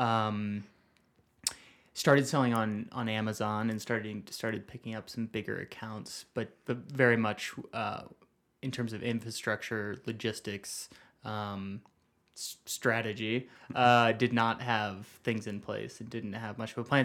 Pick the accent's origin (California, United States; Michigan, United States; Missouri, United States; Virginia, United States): Missouri, United States; St. Louis; now in Flagstaff, United States; I'm from Saint Louis